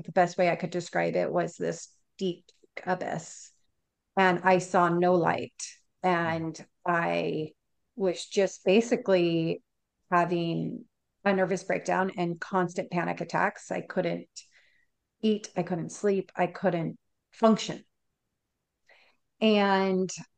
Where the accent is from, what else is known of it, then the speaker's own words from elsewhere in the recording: Southern California, United States; moved away as an adult; now in Florida, United States; we're originally from Southern California, and we'd moved to Florida in December of 2019